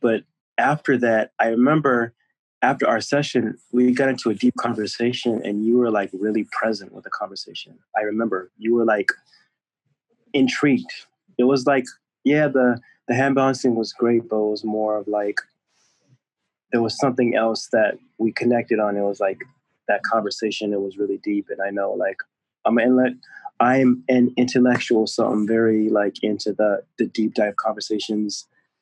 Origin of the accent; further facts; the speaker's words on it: California, United States; also born or lived in Akron, Ohio; Raised in California, born in Akron, Ohio, but here where I reside for now